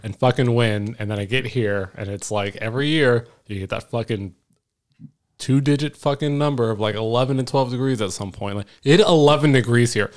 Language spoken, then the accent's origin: English; Florida, United States; moved away; also born or lived in Washington / California / Texas; I'm from Florida